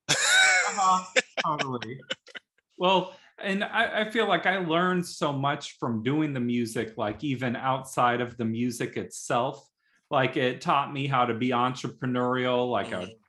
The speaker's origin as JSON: {"language": "English", "town": "South Bend", "region": "Indiana", "country": "United States", "tie": "born or raised there", "said": "I grew up in South Bend, Indiana, where there was a really thriving music scene"}